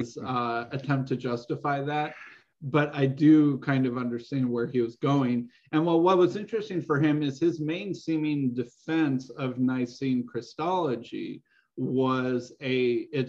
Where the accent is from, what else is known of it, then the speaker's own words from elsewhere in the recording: United States; as an American